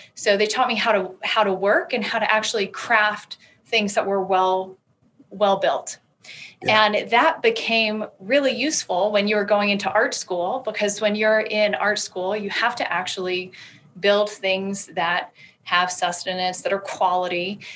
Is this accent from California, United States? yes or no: no; Alabama, United States; moved away as an adult; also born or lived in Colorado; I'm a, a, Southern woman. I grew up in Alabama and I moved when I was 18 out west to Colorado